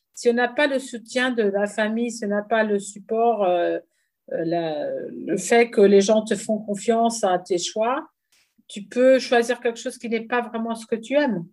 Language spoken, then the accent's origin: French; Portugal; j'étais la première femme euh, en tant que Portugaise à exposer au Guggenheim